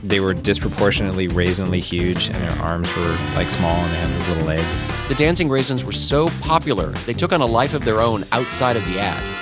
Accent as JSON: {"language": "English", "region": "California", "country": "United States", "tie": "born or raised there", "said": "I grew up in California"}